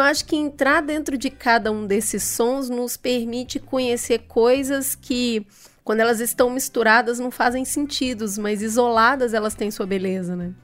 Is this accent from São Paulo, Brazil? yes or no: no; Minas Gerais, Brazil; como boa mineira